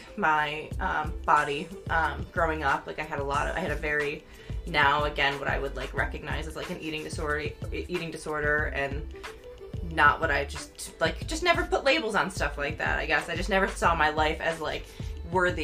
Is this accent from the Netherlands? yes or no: no; near Syracuse, New York, United States; I went to nursing school right in Syracuse, which is like the big city near my hometown